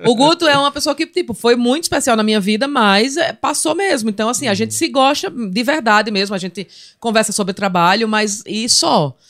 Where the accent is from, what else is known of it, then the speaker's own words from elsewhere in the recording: Palmeira dos Índios, Alagoas, Brazil; also born or lived in Maceió; Eu sou de Maceió e mo- não, sou de Maceió e morei em Palmeira. Eu fui para com cinco anos eu fui morar em Palmeira dos Índios Palmeira e morei lá até os 13 anos